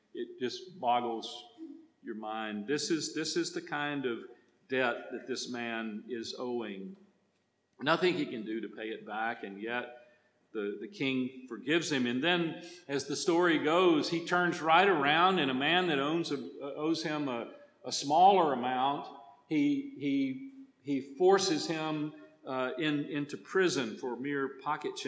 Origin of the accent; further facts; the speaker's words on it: Texas, United States; accent: Texas; English for me as a Texan is a second language